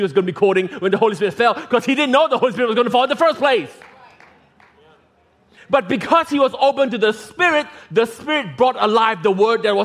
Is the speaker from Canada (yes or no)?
no; Singapore; as a kid growing up in Singapore